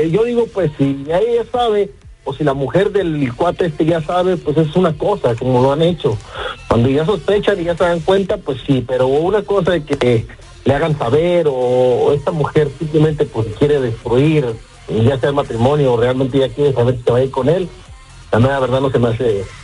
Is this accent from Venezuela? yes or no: yes; Venezuela; also born or lived in Colombia; le escucho el acento, como que es colombiano y lo digo porque yo soy venezolano y colombiano a la vez.